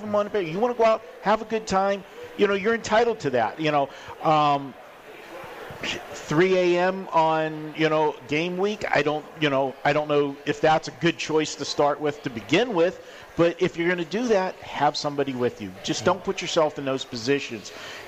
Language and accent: English; Pittsburgh, Pennsylvania, United States; now in Las Vegas, United States; We're not like I came from Pittsburgh and I lived in, rural area, and, sometimes, to find transportation is a different story. Not here in Vegas.